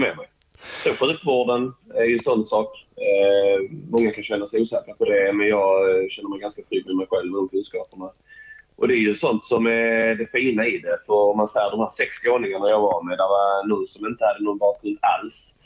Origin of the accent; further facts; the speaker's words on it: Helsingborg, Skåne, Sweden; also born or lived in Umeå; omkring Helsingborg är jag uppvuxen